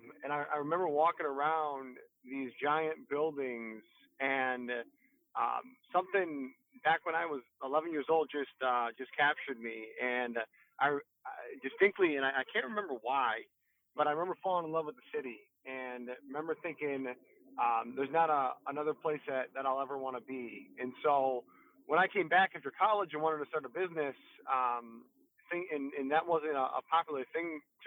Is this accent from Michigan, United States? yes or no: yes; Detroit, Michigan, United States; also born or lived in Sterling Heights, Michigan / Mount Pleasant, Michigan; I was born in Detroit